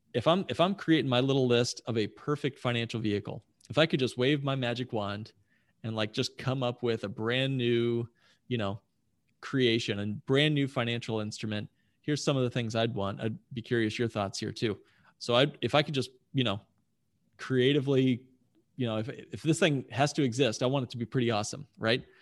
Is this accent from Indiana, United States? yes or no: yes; Indianapolis, Indiana, United States; I grew up in Indianapolis, wonderful town.